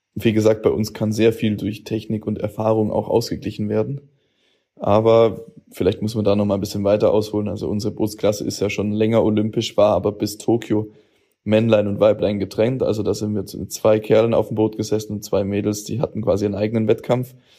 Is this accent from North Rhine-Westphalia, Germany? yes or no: no; Augsburg, Bavaria, Germany; Ich bin aus Hochzoll